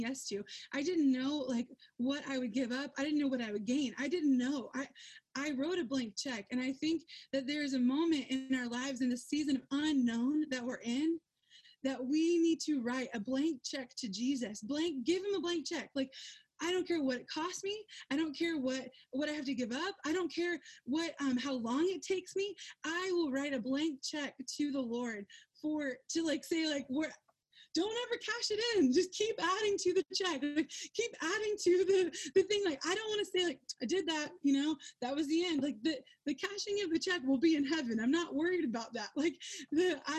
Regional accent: Georgia, United States; moved away as an adult; I'm from Georgia

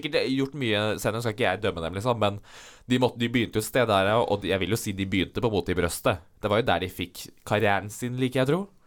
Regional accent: Vestfold, Norway; bor jo jeg nede i Vestfold, det er jo der jeg er fra.

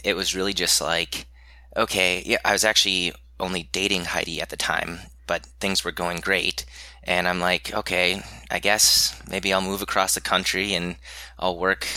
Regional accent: Minnesota, United States; also born or lived in Madison, Wisconsin; I grew up in Minnesota

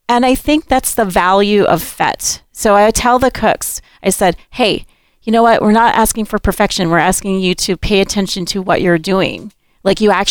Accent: Honolulu, Hawaii, United States; We grew up hosting a lot of gatherings at our Āina Haina house

